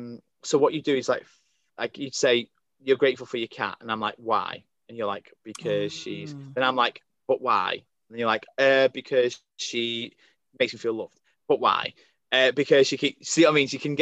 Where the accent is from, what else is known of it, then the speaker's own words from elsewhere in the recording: Crewe, North West England, United Kingdom; I think Crewe is the beginning of the north. I think we're classed as the north here.